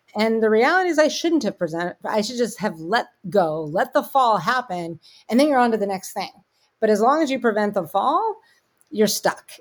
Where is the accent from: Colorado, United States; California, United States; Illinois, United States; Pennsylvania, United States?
Pennsylvania, United States; Pittsburgh; I'm from Pittsburgh